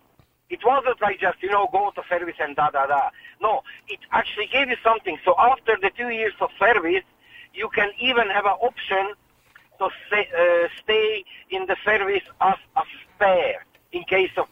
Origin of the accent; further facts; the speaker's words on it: Hungary; English is a second language; moved away as an adult; now in Ireland; I'm originally from Hungary, right? And when I was young, as soon as you reached 18, you have to go for a 2 years of service